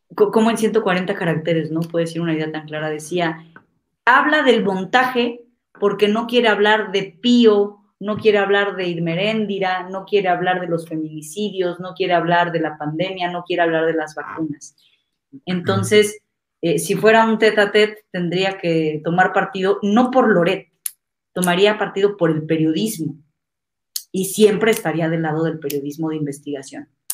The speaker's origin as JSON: {"language": "Spanish", "town": "Toluca", "region": "State of Mexico", "country": "Mexico", "tie": "born or raised there", "also_born_or_lived": "Campeche / Michoacán", "moved": "as an adult", "lives_now": "Mexico City, Mexico", "said": "Yo nací en Toluca, en el Estado de México"}